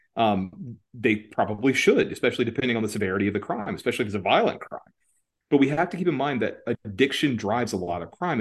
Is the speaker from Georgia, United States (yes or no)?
yes; Georgia, United States; moved away; also born or lived in Atlanta / Washington, D.C.; My home state, Georgia, where I'm from originally